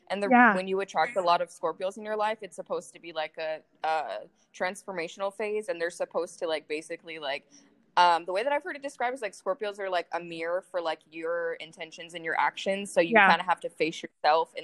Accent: Las Vegas, Nevada, United States; I was actually born here in Vegas.

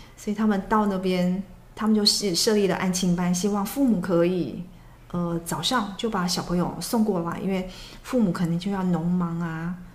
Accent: Taiwan; 我们台湾去的女生

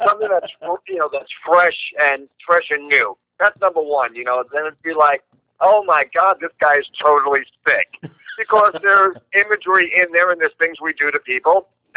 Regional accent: New York, United States; I am a New York smartass.

